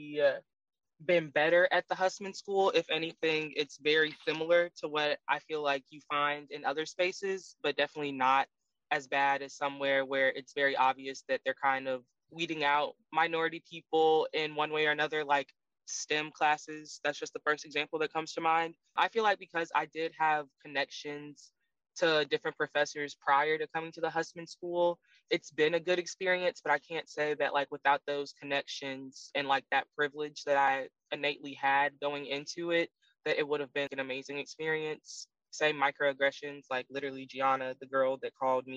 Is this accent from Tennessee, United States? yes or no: yes; Memphis, Tennessee, United States; now in Chapel Hill, United States; I'm a senior from Memphis, Tennessee